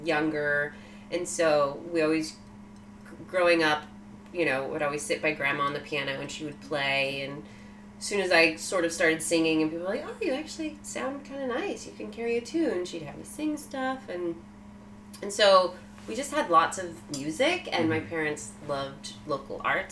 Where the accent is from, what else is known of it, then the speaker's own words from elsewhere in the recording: Sacramento, California, United States; I was born in Sacramento, California.